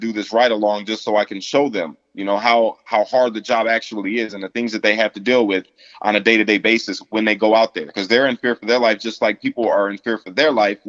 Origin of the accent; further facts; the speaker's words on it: United States; I feel in my heart, I'm like the epitome of an American because I'm biracial.